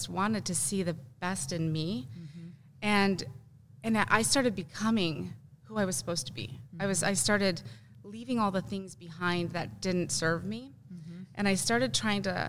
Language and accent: English; Wisconsin, United States; moved away as an adult; I grew up in Wisconsin